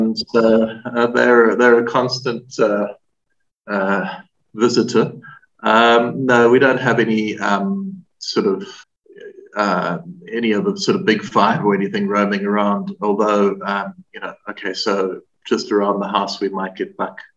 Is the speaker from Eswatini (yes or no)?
yes; Eswatini; moved away as an adult; also born or lived in Durban, South Africa / South Africa (boarding school) / British Virgin Islands; In Swaziland. Well, born in Durban, and my family, my parents at that stage were running a hotel called The Bend in Big Bend